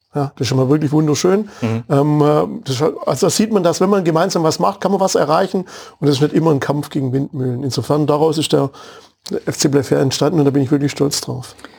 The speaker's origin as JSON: {"language": "German", "town": "Waldenbuch", "region": "Baden-Württemberg", "country": "Germany", "tie": "born or raised there", "also_born_or_lived": "Nürtingen", "said": "mit einem Bruder im schönen Ortsteil Glashütte zwischen Stuttgart und Tübingen aufgewachsen"}